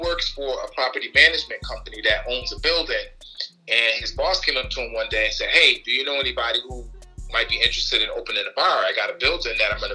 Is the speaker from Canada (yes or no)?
no; Bloomfield, Connecticut, United States; I grew up in Bloomfield.